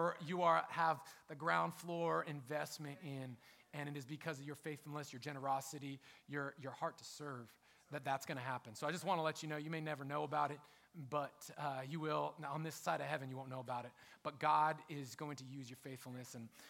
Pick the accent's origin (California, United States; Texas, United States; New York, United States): California, United States; Sacramento; I'm from Sacramento, California